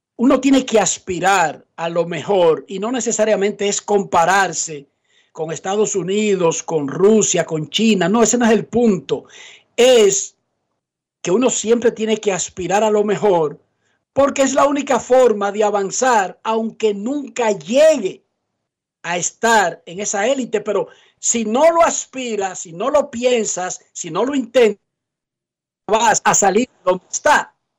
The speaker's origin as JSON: {"language": "Spanish", "country": "Dominican Republic", "said": "yo no soy dominicano en ese sentido"}